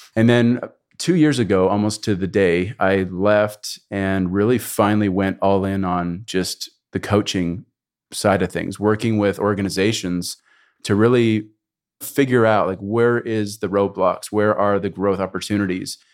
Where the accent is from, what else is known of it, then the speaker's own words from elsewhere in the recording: Canada; moved away as an adult; also born or lived in United States; I was raised in Canada